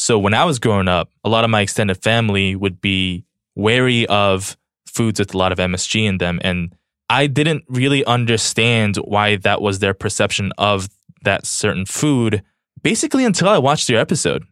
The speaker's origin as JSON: {"language": "English", "town": "Los Angeles", "region": "California", "country": "United States", "tie": "born or raised there", "also_born_or_lived": "South Korea", "said": "I'm from Los Angeles. I grew up for the majority of my childhood here"}